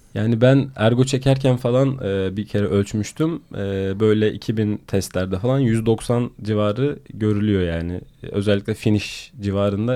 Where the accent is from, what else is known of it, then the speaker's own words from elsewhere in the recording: Sinop, Turkey; moved away as an adult; now in Istanbul, Turkey; Sinop'ta büyüdüğüm için